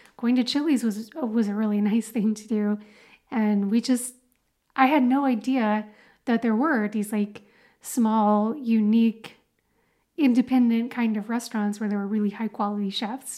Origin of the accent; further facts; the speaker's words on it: Dallas, Texas, United States; moved away; I grew up in Dallas, Texas